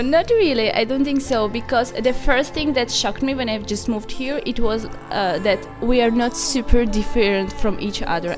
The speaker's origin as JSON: {"language": "English", "region": "Baku", "country": "Azerbaijan", "moved": "as an adult", "lives_now": "Trento, Italy", "said": "I am from Azerbaijan, Baku, from the city of winds and the sun at the same time."}